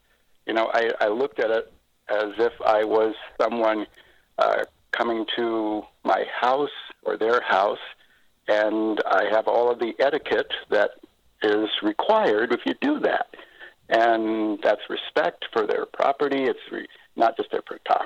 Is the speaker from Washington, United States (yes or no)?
yes; Seattle, Washington, United States; I grew up in South Seattle. My dad was in the Army, and we came up here because he was at Fort Lewis.